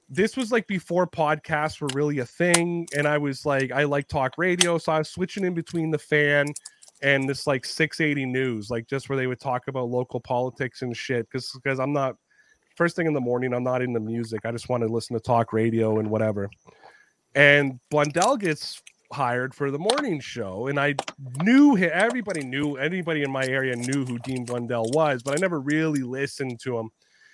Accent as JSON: {"language": "English", "region": "Ontario", "country": "Canada", "accent": "Toronto", "said": "I'm a Canadian who talks about football. Not a lot of people are interested in me. You know what I mean? Like, I'm a Canadian with a Toronto accent, so I sound a little New York-y."}